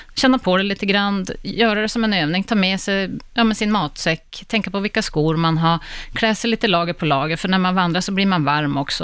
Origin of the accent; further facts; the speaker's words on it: Västerbotten County, Sweden; also born or lived in Gällivare; now in Stockholm, Sweden; jag är själv från Västerbotten